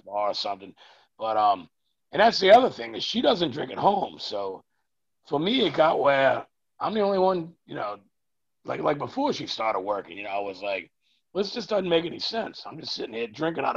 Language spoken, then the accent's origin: English; Louisiana, United States; I live about 3 blocks from where I grew up. And if I go 1 block up to the highway, which is just, it's a highway, but it's nothing too busy or too big. If I go up 1 block from there, I'm 1 block from the Mississippi River and the levee